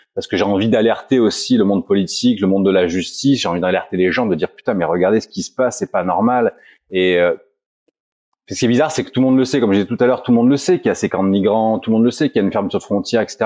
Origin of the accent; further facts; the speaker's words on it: Roya valley, Provence-Alpes-Côte d'Azur, France; nous on est dans une vallée frontalière, on est français